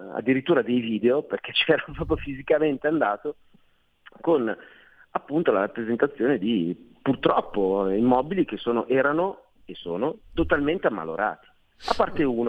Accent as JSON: {"language": "Italian", "town": "Milan", "region": "Lombardy", "country": "Italy", "said": "non sono veneziano, sono milanese"}